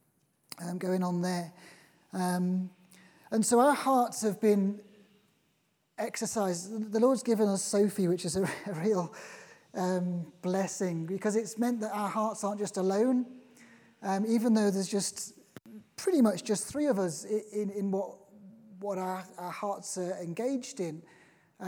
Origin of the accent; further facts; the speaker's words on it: Liverpool, North West England, United Kingdom; now in Norfolk, United Kingdom; I'm originally from Liverpool.